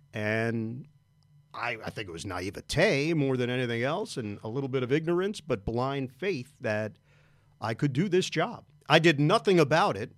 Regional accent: New York, United States; I am from New York

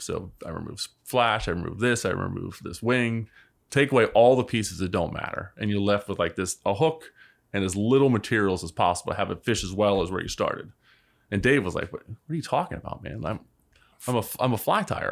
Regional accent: Baltimore, Maryland, United States; I grew up in Baltimore

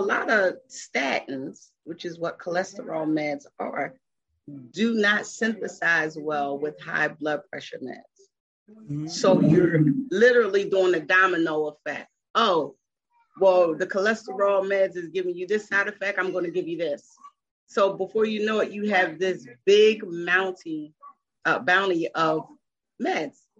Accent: Philadelphia, Pennsylvania, United States; moved away as an adult; I am originally from Philadelphia and I moved here in 1997

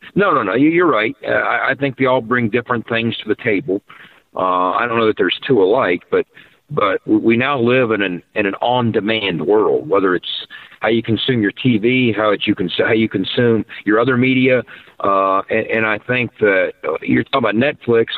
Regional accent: Davis, West Virginia, United States; Davis, West Virginia, and beautiful Tucker County, West Virginia

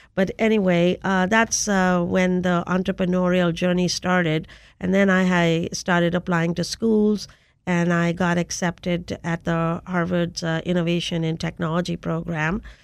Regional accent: India; moved away as an adult; now in United States; I came to the United States in search of technology to take back to my home country of India.

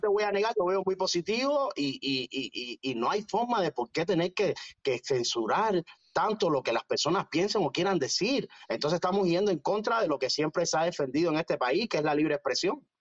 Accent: Cuba; yo soy de San Ignacio

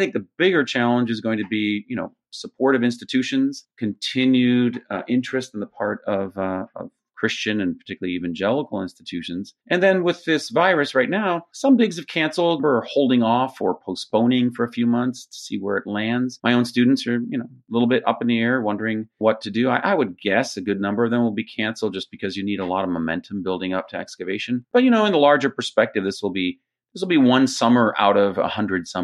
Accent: Jerusalem, Jerusalem District, Israel; also born or lived in United States; I'm from a mix because I grew up in Jerusalem, but I was trained partly in Jerusalem, partly in the States. So I'm part of that sort of, you know, Near Eastern Israeli world. I speak Hebrew and Arabic

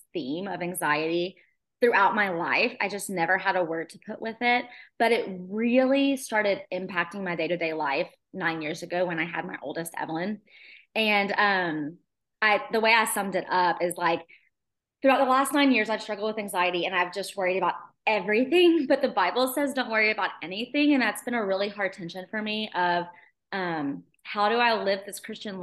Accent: Shreveport, Louisiana, United States; moved away as an adult; now in Baton Rouge, United States; I grew up in Shreveport, Louisiana, and came to LSU as a college student

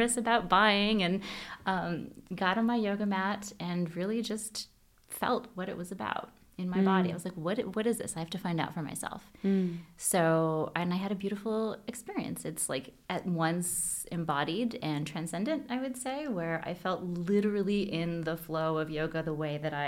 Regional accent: Hawaii, United States; I grew up in Hawaii

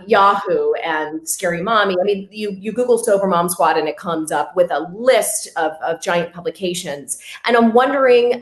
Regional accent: Pittsburgh, Pennsylvania, United States; I'm from Pittsburgh

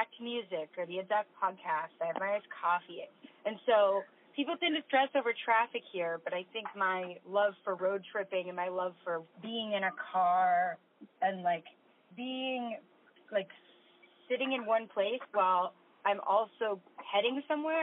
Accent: Corte Madera, California, United States; moved away as an adult; also born or lived in New York; now in Los Angeles, United States; I grew up in Corte Madera, California

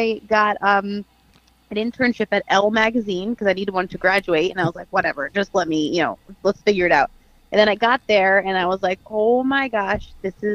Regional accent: New Jersey, United States; moved away as an adult; also born or lived in Florida / Miami; now in New York City, United States; I grew up in New Jersey

